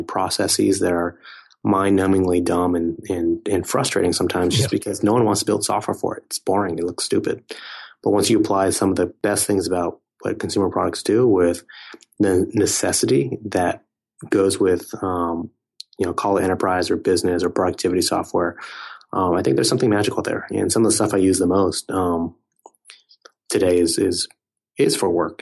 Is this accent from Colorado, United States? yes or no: no; Silicon Valley, California, United States; I grew up around a lot of technology companies growing up in Silicon Valley